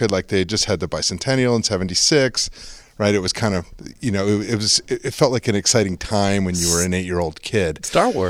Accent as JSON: {"language": "English", "region": "Connecticut", "country": "United States", "said": "I moved around a lot as a kid. Um, but we, but I say I'm from Connecticut because we lived there more than any other thing."}